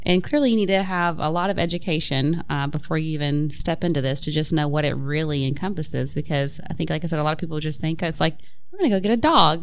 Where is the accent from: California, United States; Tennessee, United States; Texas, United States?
Tennessee, United States; Upper East; moved away; I grew up in Upper East Tennessee where there's wildflowers everywhere.